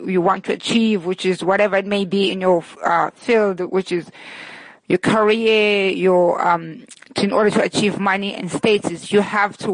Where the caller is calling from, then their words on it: New York, United States; I'm calling in from Brooklyn, New York